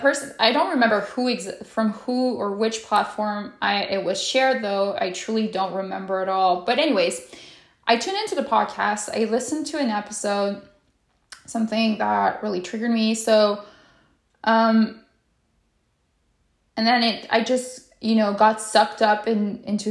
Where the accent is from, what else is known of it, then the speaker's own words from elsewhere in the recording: Quebec City, Quebec, Canada; I am from Quebec City, Canada